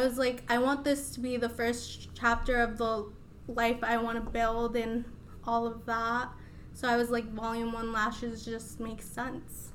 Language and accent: English; Des Moines, Iowa, United States; English is a second language; also born or lived in Mexico City, Mexico; I was actually born in Mexico. Uh, I came here when I was three, and I grew up in Des Moines ever since